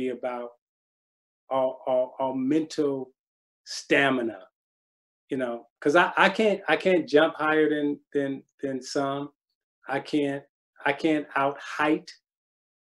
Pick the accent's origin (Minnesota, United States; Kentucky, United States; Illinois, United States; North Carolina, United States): Illinois, United States; Chicago; I'm from Chicago and I'm from the West Side